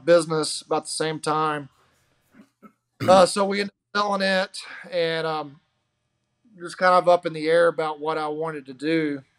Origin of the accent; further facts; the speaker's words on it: Arkansas, United States; I'm from Arkansas, just above Memphis.